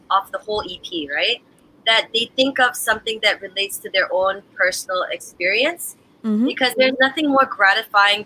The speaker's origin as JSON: {"language": "English", "country": "Canada", "tie": "born or raised there", "also_born_or_lived": "United States / Jamaica", "moved": "as an adult", "said": "I grew up in Canada. I worked in America."}